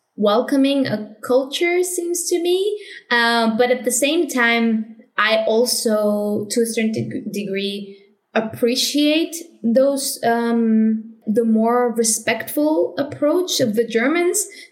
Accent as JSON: {"language": "English", "country": "Spain", "also_born_or_lived": "Madrid / Vienna"}